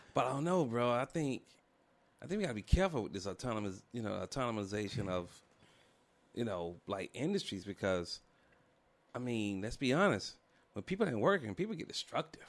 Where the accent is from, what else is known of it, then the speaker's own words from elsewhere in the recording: Atlanta, Georgia, United States; I'm from Atlanta